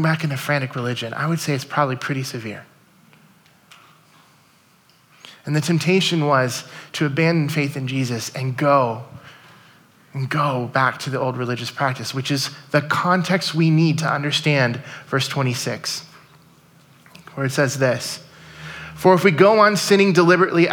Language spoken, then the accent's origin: English; United States; we are American 2019 Christians